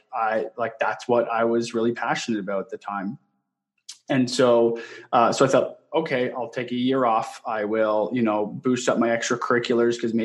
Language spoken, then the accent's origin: English; southwestern Ontario, Canada; moved away as an adult; now in Gilbert, United States; born and raised in Canada, in southwestern Ontario